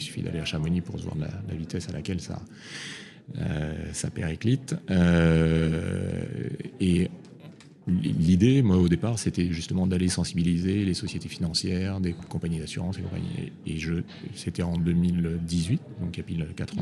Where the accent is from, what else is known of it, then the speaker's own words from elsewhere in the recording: Réunion; je suis né à La Réunion